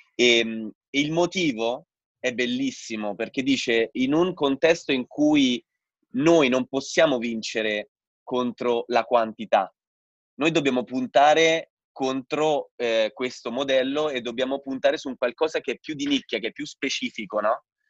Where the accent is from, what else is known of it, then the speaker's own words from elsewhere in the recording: Rome, Lazio, Italy; also born or lived in Bolzano; sono di Roma io